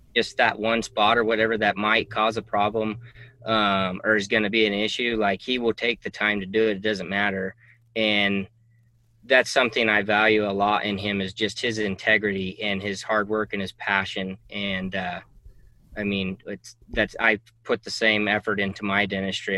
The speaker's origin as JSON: {"language": "English", "town": "Reno", "region": "Nevada", "country": "United States", "tie": "born or raised there", "also_born_or_lived": "Fallon, Nevada", "said": "I was born and raised in Reno"}